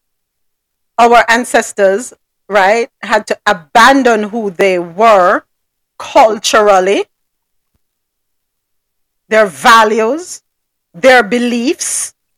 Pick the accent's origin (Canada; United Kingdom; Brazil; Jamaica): Jamaica; accent: Jamaican; now in United States; And I'll say, Jamaica